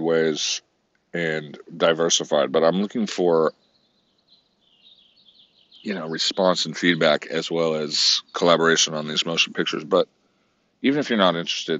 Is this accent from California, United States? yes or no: yes; Santa Cruz, California, United States; it was recorded in my hometown.